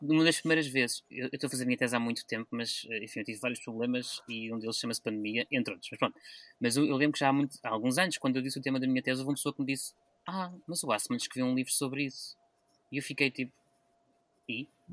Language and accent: Portuguese; Lisbon, Portugal; moved away; eu sou de Lisboa